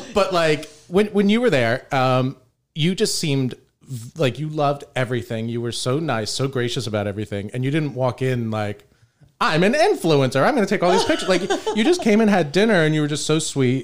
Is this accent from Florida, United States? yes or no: yes; St. Petersburg, Florida, United States; moved away as an adult; also born or lived in New York; Sam and I both were born and raised in St. Pete